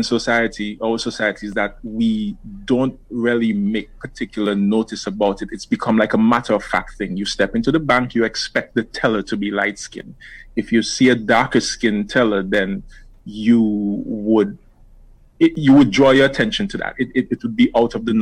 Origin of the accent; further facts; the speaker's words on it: Dominica; now in Antigua and Barbuda; I'm from Dominica, and I spent my life between Antigua and Dominica.